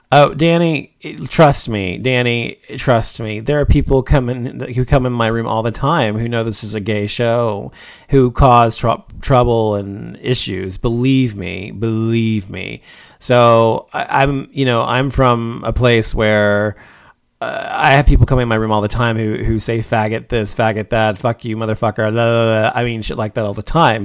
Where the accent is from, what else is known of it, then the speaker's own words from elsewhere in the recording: Dallas, Texas, United States; where I grew up in Dallas